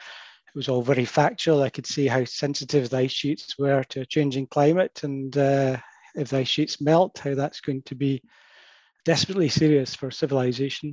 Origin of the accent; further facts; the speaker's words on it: Perth, Scotland, United Kingdom; moved away as an adult; also born or lived in Edinburgh / London; I was brought up in Perth in the center of Scotland on the edge of the Highlands